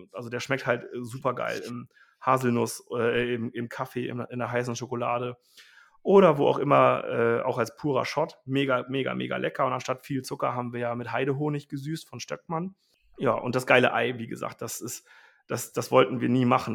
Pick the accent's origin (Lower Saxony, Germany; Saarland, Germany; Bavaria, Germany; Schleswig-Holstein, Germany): Lower Saxony, Germany; Wulfsen; also born or lived in Rosengarten; wir sind ja ursprünglich kommen wir aus Wulfsen